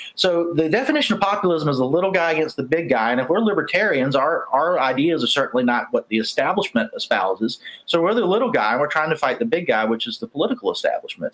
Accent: Charleston, South Carolina, United States; I'm from South Carolina. I know from the accent it's hard to tell

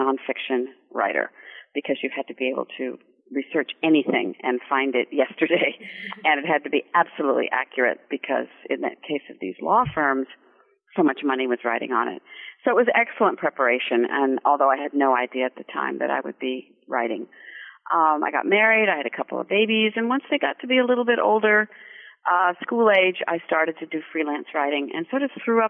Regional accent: California, United States; moved away as an adult; also born or lived in Germany / Paris, France / New York, United States; So I think growing up in California had a lot to do with being attracted to the people in the movies and the importance of the movies in our lives.

